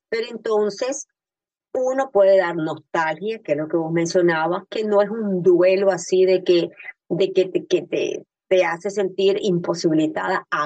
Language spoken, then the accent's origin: Spanish; Nicaragua; now in Miami, United States; yo vivo en Miami y yo emigré, yo soy nicaragüense, así como vos, compatriota